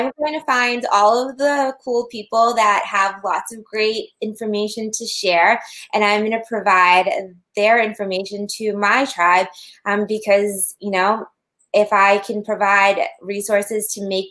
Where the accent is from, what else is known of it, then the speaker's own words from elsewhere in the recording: Massachusetts, United States; we're from Massachusetts